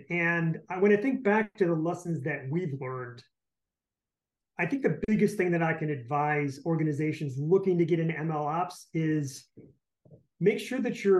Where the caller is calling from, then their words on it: Detroit, Michigan, United States; I am calling in from sunny, actually more like rainy, Detroit, Michigan.